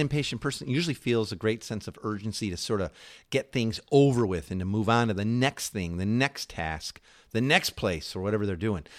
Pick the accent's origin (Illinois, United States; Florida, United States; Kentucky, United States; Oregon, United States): Illinois, United States; Chicago; moved away; also born or lived in New York; we're you know, originally from Chicago, but we were living in New York at the time.